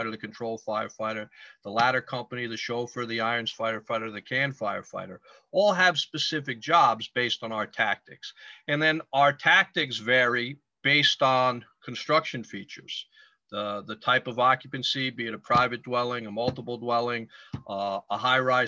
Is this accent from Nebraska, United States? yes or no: no; Stamford, Connecticut, United States; I am born and raised in Stamford, Connecticut